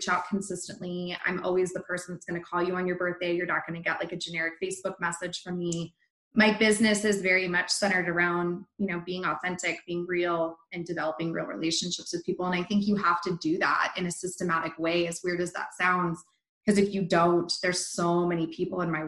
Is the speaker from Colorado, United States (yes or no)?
yes; Littleton, Colorado, United States; I was born in Littleton, raised in Littleton.